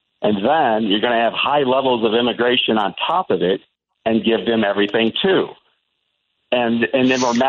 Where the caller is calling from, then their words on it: Albuquerque, New Mexico, United States; also born or lived in Chicagoland; I'm in Albuquerque. I used to live in Chicagoland, and I started listening to this time slot when Dick Kaye started it back in whatever that was, the 90s maybe.